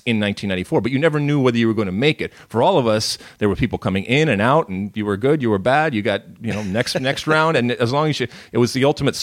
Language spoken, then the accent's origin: English; Detroit, Michigan, United States; also born or lived in Athens, Greece; grew up in the suburbs of Detroit